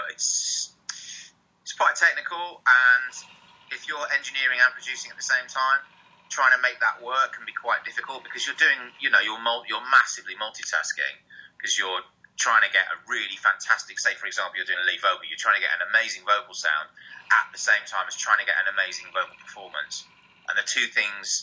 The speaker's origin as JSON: {"language": "English", "town": "Harrogate", "region": "Yorkshire and the Humber", "country": "United Kingdom", "tie": "born or raised there", "said": "I grew up in Harrogate in North Yorkshire."}